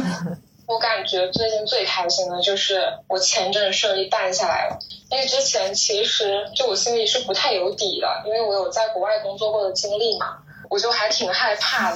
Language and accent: Chinese; Shenzhen, Guangdong, China; 因为我是在深圳长大的，这边跨境电商特别发达